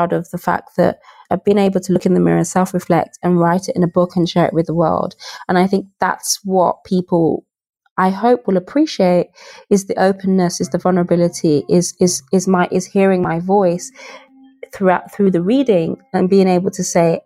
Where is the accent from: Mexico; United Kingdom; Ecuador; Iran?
United Kingdom; Birmingham, West Midlands; also born or lived in Nigeria; I was raised in Birmingham. I was born in Nigeria